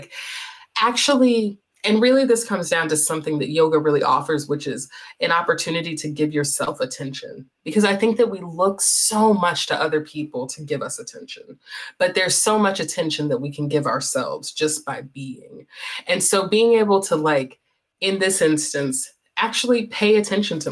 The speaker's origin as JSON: {"language": "English", "region": "North Carolina", "country": "United States", "tie": "born or raised there", "said": "I'm from North Carolina. So growing up in the American South"}